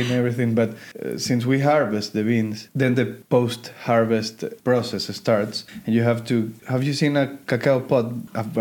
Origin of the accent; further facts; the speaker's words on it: Ecuador; moved away; I, uh, we came from Ecuador and um, we decided to move one uh, two years ago